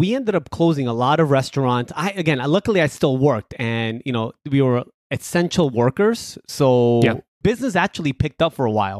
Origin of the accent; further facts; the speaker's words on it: New York, United States; also born or lived in Colombia; So I was born in Colombia, but I came to the States when I was 5. So when people often ask me, where are you from? It's just easier to say I'm from New York.